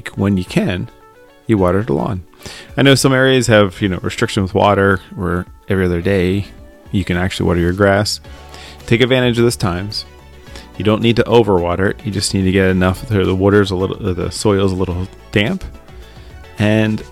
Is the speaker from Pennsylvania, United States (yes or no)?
yes; Philadelphia, Pennsylvania, United States; accent: Philly; I'm from the East Coast, Philadelphia area